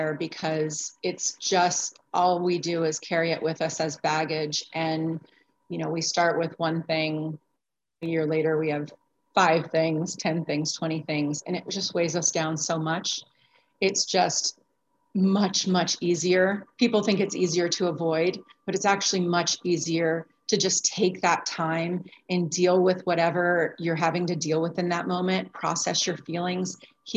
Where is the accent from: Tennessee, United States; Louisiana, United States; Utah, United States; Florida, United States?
Florida, United States; now in Arizona, United States; I'm here in Arizona and I'm actually from Florida